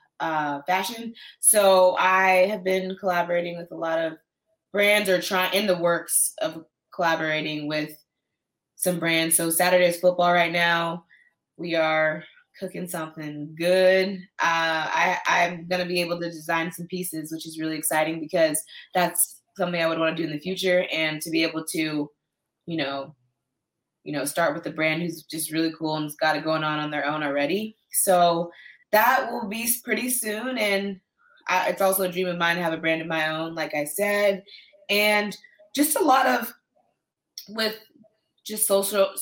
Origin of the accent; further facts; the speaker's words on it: Rancho Cucamonga, California, United States; moved away as an adult; also born or lived in Tallahassee, Florida / Norway; growing up in Rancho Cucamonga